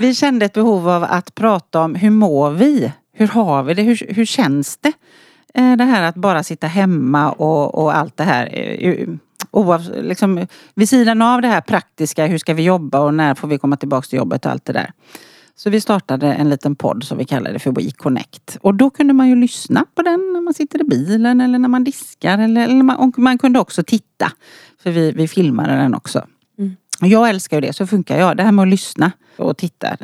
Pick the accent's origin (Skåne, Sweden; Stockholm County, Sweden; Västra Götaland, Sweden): Västra Götaland, Sweden; outside Gothenburg; Jag är från västkusten precis som du sa. Född och uppvuxen utanför Göteborg.